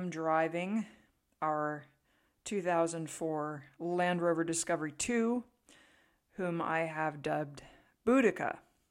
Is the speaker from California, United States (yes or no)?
yes; California, United States; now in Tennessee, United States; So we always like to downplay the fact that we're from California, just in case some of the locals might be a little bit hostile to an invasive species coming in from the left coast.